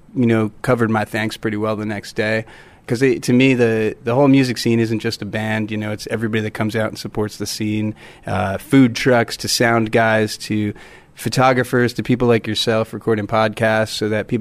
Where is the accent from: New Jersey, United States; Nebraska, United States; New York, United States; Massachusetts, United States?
New Jersey, United States; moved away; I grew up actually in New Jersey, and I was up there most of my life.